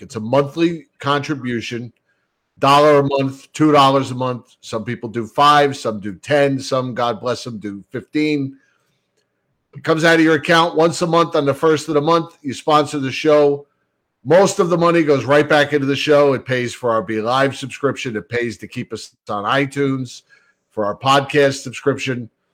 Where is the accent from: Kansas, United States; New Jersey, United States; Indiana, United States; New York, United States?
New Jersey, United States; Bayonne; Growing up in Bayonne, we didn't have fireplaces, so the Yule log was all we had